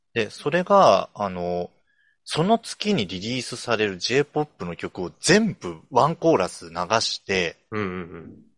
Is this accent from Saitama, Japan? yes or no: yes; Saitama, Japan; 埼玉出身